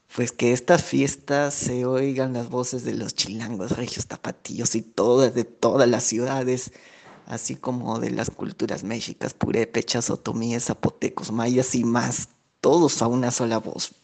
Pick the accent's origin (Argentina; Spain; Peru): Peru; soy peruano